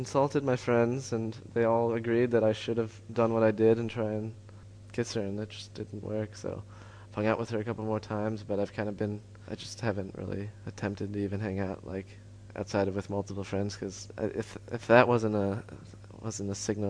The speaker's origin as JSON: {"language": "English", "town": "Chapel Hill", "region": "North Carolina", "country": "United States", "lives_now": "Paris, France", "said": "I'm from Chapel Hill, North Carolina, and I am 20 and not in a relationship."}